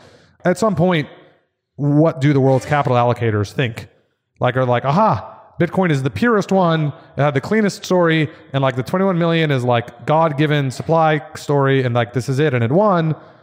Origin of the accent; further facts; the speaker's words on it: Austin, Texas, United States; also born or lived in New York; So I grew up in Austin.